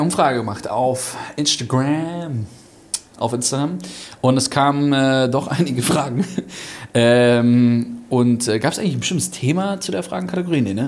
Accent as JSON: {"language": "German", "country": "Germany", "moved": "yes", "said": "Also ich bin schon Deutscher, aber Halb. ich, ich, bin halber Deutscher quasi"}